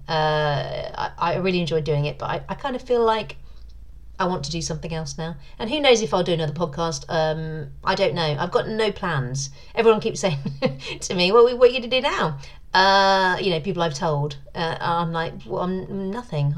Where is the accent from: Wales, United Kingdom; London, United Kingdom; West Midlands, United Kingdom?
London, United Kingdom; moved away; my hometown